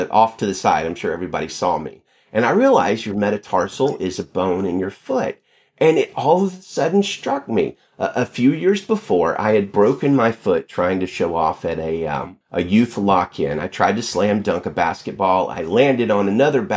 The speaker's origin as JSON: {"language": "English", "region": "Alabama", "country": "United States", "tie": "born or raised there", "also_born_or_lived": "Pinson, Alabama", "moved": "as an adult", "lives_now": "Salinas, United States", "said": "I grew up in Alabama, lived in Alabama in the South all my life until just about 4 years ago when I moved out here to pastor a church in Salinas"}